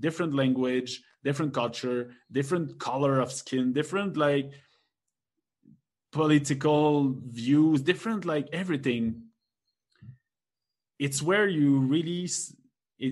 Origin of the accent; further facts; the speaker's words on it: Quebec, Canada; English is a second language; I'm from Quebec.